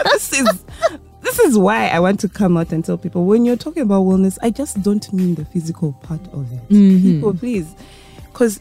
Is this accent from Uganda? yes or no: yes; Uganda; I was born in Uganda. I grew up here. I was in Kampala Pines. I moved to Green Hill